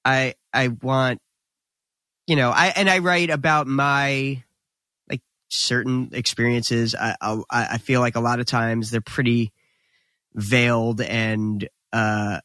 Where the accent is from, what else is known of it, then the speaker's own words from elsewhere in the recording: New Jersey, United States; we were instantly proud to be from New Jersey